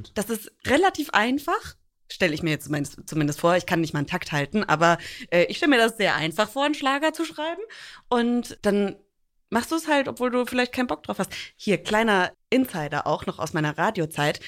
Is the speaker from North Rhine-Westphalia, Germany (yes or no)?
no; Franconia, Bavaria, Germany; also born or lived in New York; now in Hamburg, Germany; ich spreche auch nicht Fränkisch und werde da von meinem Opa meistens auch mega aufgezogen